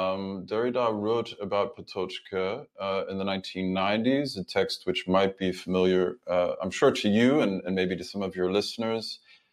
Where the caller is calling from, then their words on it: Budapest, Hungary; So I'm dialing in from Budapest, Hungary, which is where I've been for the last 2 years.